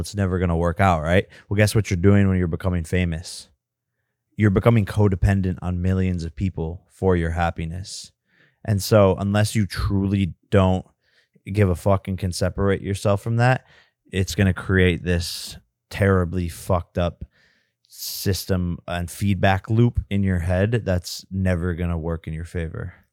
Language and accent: English; Westlake, Ohio, United States; moved away; we are both from Westlake, Ohio